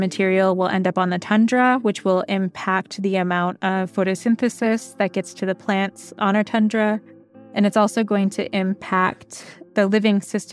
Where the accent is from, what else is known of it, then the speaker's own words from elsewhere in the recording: St. Lawrence Island, Alaska, United States; I'm from St. Lawrence Island